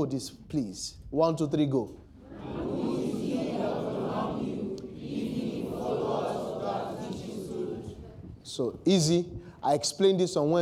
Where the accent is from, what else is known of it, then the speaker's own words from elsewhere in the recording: Nigeria; as a Nigerian